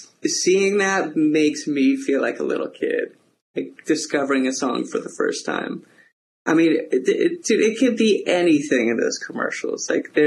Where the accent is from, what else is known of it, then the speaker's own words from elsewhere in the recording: Alaska, United States; growing up in Alaska, for us, like I grew up in Kinnick